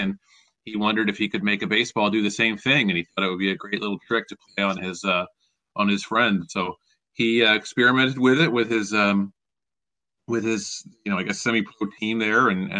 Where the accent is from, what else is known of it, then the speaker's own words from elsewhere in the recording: Philadelphia, Pennsylvania, United States; when I was growing up, I loved the Phillies. I mean, they were my hometown team, and I was a fan, and that's how I came to love baseball was through watching the Phillies every day.